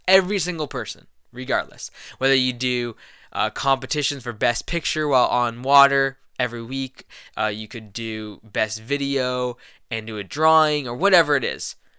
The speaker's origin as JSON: {"language": "English", "town": "Louisville", "region": "Kentucky", "country": "United States", "tie": "born or raised there", "said": "I was born in Louisville, Kentucky."}